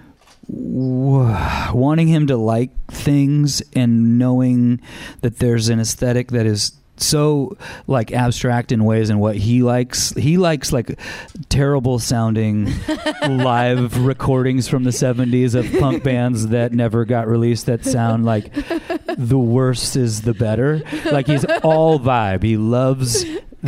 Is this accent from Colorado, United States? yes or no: no; Anaheim, California, United States; I grew up in Anaheim.